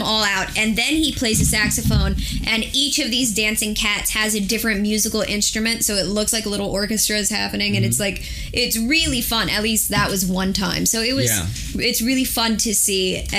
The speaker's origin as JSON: {"language": "English", "region": "the South", "country": "United States", "said": "I'm from the South."}